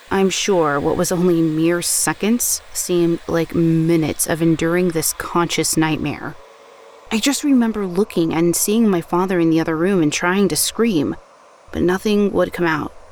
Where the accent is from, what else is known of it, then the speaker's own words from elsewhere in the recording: Scotland, United Kingdom; I grew up in Scotland, and throughout my childhood, I have lived in two different haunted houses.